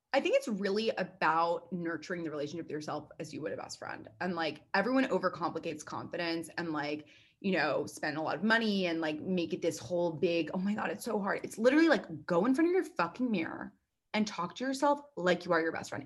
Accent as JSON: {"language": "English", "town": "New York City", "region": "New York", "country": "United States", "tie": "born or raised there", "said": "I'm 27, born and raised in New York City"}